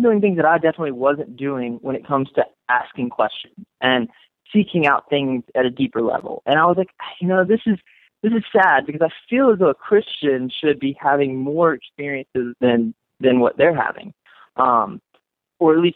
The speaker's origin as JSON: {"language": "English", "region": "North Carolina", "country": "United States", "moved": "yes", "lives_now": "Las Vegas, United States", "said": "I'm from the North Carolina, and so I went to church"}